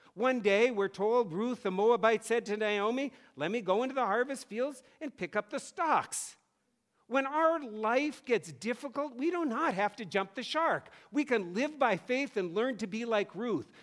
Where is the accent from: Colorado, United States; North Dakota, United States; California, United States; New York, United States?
North Dakota, United States; moved away as an adult; now in Massachusetts, United States; I grew up in North Dakota where the farmers came to church every Sunday and my dad was a pastor